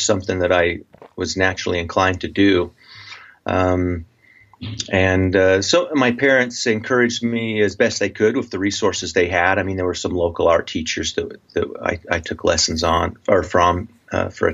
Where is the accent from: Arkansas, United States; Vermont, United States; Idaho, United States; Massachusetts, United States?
Idaho, United States; Preston; now in Utah, United States; I grew up in a little town, Preston, Idaho, southeastern Idaho